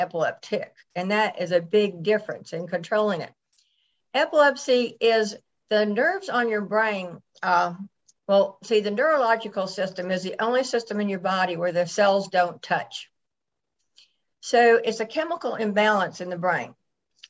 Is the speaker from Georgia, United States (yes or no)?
yes; Atlanta, Georgia, United States; also born or lived in Buffalo, New York; I was raised in Atlanta, Georgia.